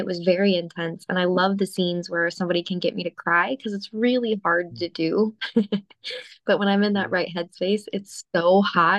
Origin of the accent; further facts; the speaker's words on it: Phoenix, Arizona, United States; Phoenix, Arizona.